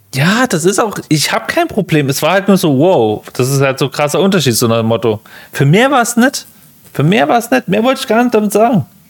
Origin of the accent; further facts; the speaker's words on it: Germany; hast du als Deutscher immer so Dialekt, den kriegst du halt schlecht raus im Englischen